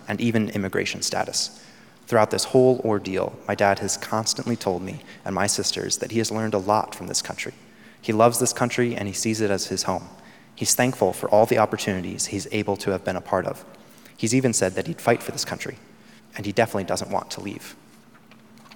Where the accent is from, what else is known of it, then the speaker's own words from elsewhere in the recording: Georgia, United States; Growing up in Georgia, we didn't have insurance